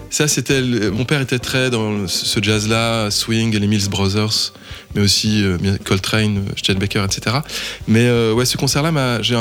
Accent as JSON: {"language": "French", "town": "Lyon", "region": "Auvergne-Rhône-Alpes", "country": "France", "tie": "born or raised there", "said": "Euh, en fait, j'habite, je, suis né, j'ai grandi à Lyon, à côté de Jazz à Vienne."}